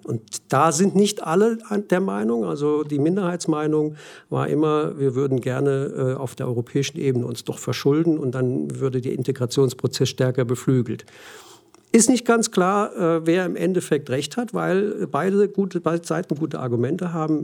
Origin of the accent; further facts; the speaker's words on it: Germany; accent: German; moved away; also born or lived in Australia; offensichtlich ist mein Akzent im Englischen immer deutsch geblieben